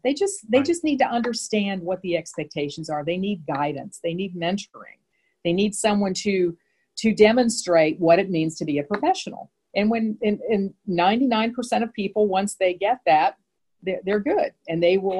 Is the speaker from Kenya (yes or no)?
no; Midwest, United States; First of all, I'm from the Midwest. So we Midwesterners tend to be a little bit more straightforward.